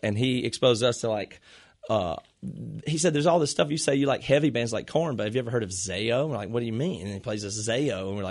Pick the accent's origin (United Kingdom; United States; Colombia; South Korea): United States; the South; Like I said, we grew up in the South and it was just radio rock and … and ….